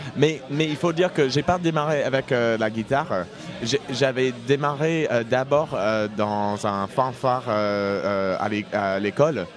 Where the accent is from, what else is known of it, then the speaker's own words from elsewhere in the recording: Indiana, United States; French is a second language; moved away as an adult; also born or lived in Brittany / Saint-Étienne; now in Toulouse, France; J'arrive de, de, Toulouse euh, aujourd'hui, mais j'ai grandi aux États-Unis, en Indiana